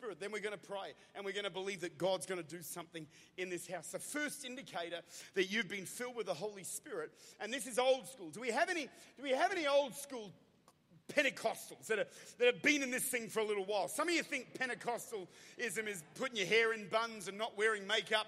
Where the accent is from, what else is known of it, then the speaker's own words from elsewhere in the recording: Australia; I'm an Aussie.